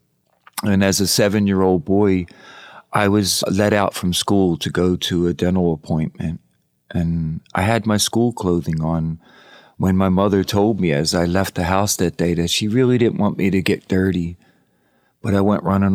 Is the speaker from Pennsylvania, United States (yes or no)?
yes; Philadelphia, Pennsylvania, United States; I was raised in Southwest Philadelphia.